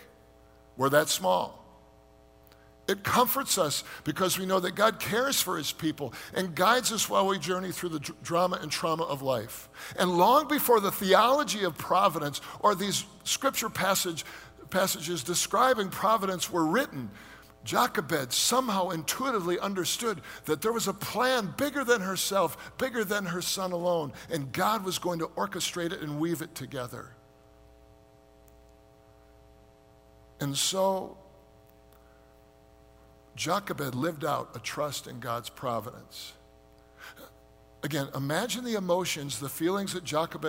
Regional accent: United States; we as American Christians

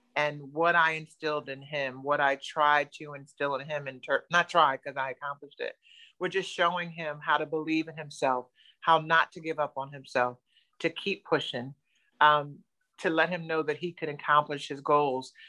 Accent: New Jersey, United States; moved away as an adult; now in Florida, United States; I'm originally from New Jersey, Jersey girl

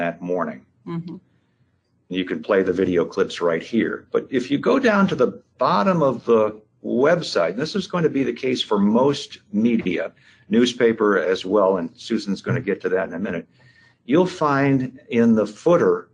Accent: Rockford, Illinois, United States; my hometown, Rockford, Illinois here

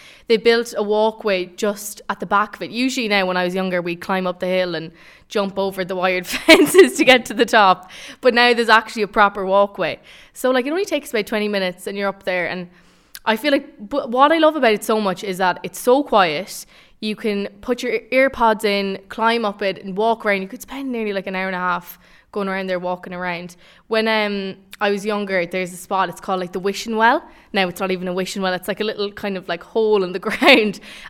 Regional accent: Tubbercurry, Connacht, Ireland; I'm a communications student and I'm from Tubbercurry. I'm 19 years of age and I'm studying in DCU.

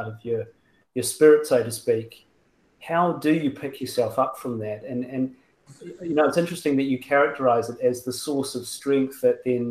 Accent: New Zealand; I'm a Kiwi

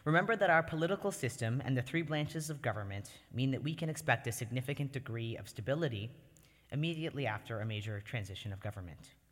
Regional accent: Canada; moved away as an adult; now in United States; I was born and lived for the first 18 years of my life in Canada

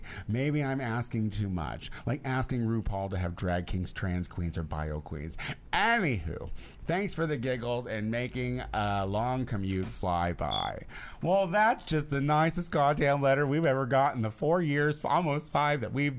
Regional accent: Canada; I'm from Canada, but it sounds important.

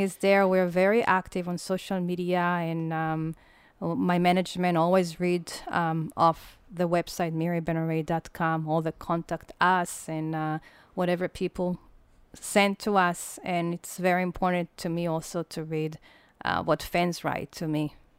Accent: Israel; moved away; also born or lived in United States; I never left Israel

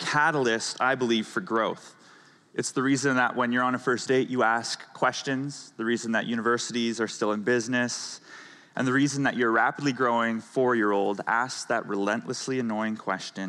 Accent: Canada; moved away; I'm from Canada.

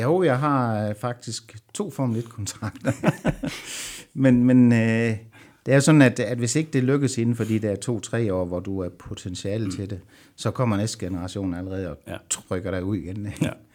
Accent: Southern Jutland, Southern Denmark, Denmark; jeg er sønderjyde

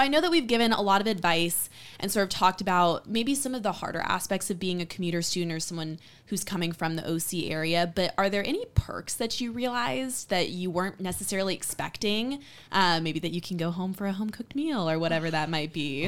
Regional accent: San Diego, California, United States; moved away as an adult; I'm originally from San Diego

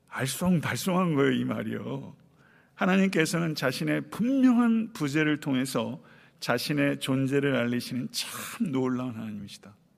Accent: Buyeo, South Chungcheong, South Korea; moved away; 내 고향 부여 동남이

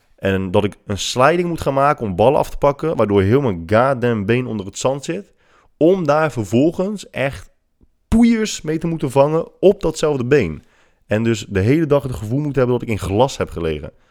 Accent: Netherlands; wij uit Nederland komen

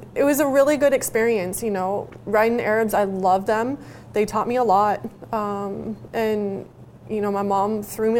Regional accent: Oregon, United States; I grew up in Oregon

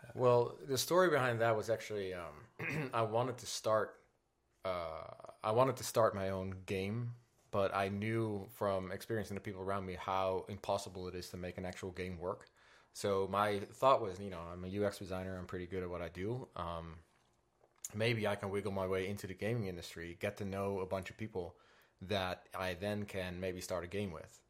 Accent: Netherlands; English is a second language; Coming from the Netherlands, though, I did not speak English at all.

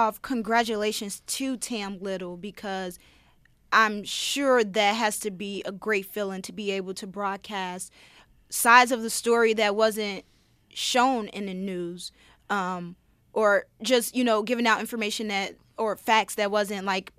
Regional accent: Chicago, Illinois, United States; moved away as an adult; now in Rochester, United States; I'm from Chicago.

